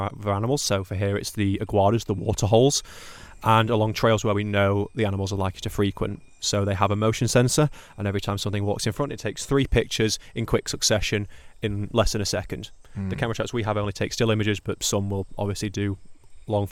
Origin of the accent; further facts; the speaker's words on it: Sheffield, Yorkshire and the Humber, United Kingdom; I'm from a city called Sheffield